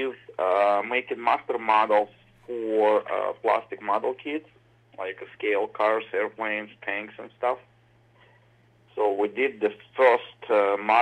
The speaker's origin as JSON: {"language": "English", "region": "Moscow", "country": "Russia", "tie": "born or raised there", "second_language": "English", "moved": "as an adult", "lives_now": "United States", "said": "I was born in Moscow, Russia. I spent my childhood there"}